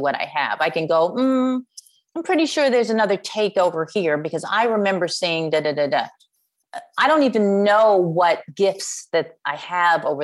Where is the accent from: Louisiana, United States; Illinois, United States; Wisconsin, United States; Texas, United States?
Illinois, United States; Chicago; I am from Chicago